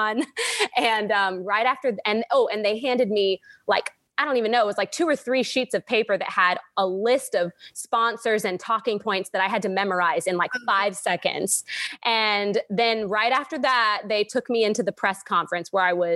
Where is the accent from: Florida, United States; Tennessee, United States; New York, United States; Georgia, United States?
Georgia, United States; Warner Robins; the Miss Warner Robins pageant, which is my hometown local for Miss Georgia